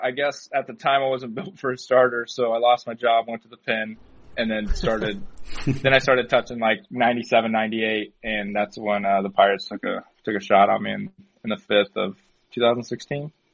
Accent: Turlock, California, United States; growing up in Turlock

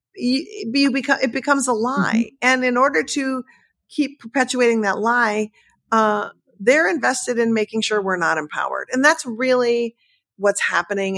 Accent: Midwest, United States; I'm from the Midwest.

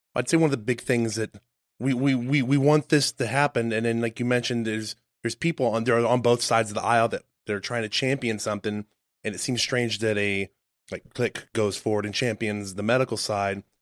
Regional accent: Texas, United States; also born or lived in upstate New York; I grew up in Texas.

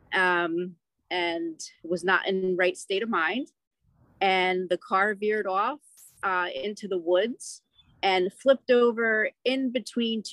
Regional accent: New Jersey, United States; I'm from New Jersey.

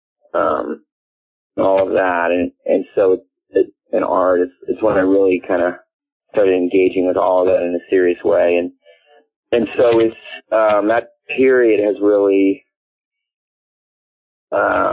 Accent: Palo Alto, California, United States; I was born and raised in Palo Alto, California, which is about 45 minutes away from San Francisco

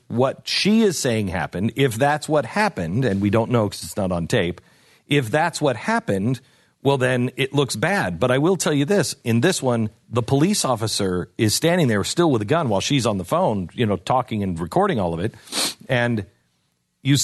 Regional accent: Seattle, Washington, United States; I grew up in Seattle. We didn't have the Klan, or at least the Klan that I knew of.

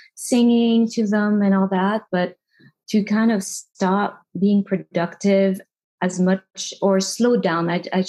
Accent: Paris, Île-de-France, France; moved away; growing up in Paris was great. Until I moved out of Paris

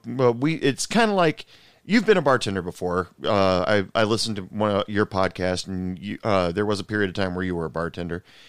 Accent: Portland, Oregon, United States; now in Texas, United States; I'm originally from Portland, Oregon, but I live in Texas right now.

